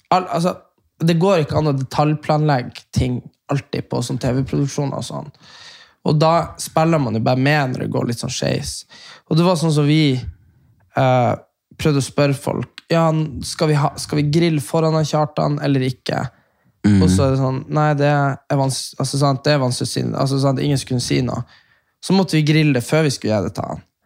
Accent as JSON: {"language": "Norwegian", "country": "Norway", "said": "som nordmann"}